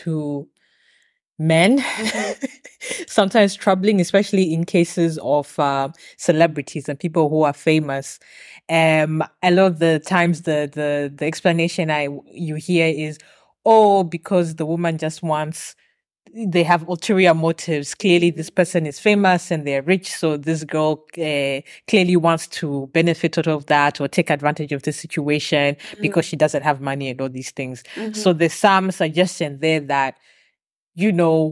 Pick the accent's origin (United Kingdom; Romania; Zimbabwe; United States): Zimbabwe; I'm from Zimbabwe